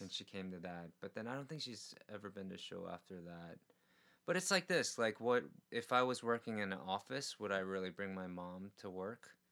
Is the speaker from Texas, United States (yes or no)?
no; New York City, New York, United States; now in Korea; I grew up in New York City where there were com- comedy clubs and stuff that I couldn't get into mm-hmm. as a mm-hmm. kid